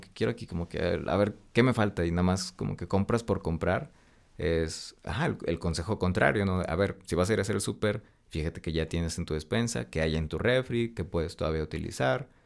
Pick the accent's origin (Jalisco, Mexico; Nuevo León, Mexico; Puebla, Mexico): Nuevo León, Mexico; Monterrey; moved away as an adult; now in Mexico City, Mexico; soy regio